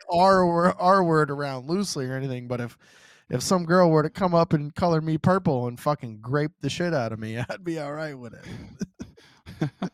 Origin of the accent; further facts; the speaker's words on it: the South, United States; I'm from the South